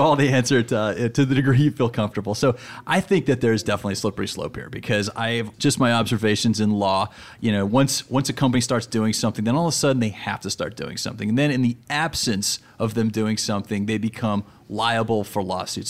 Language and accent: English; Denver, Colorado, United States; I'm from Denver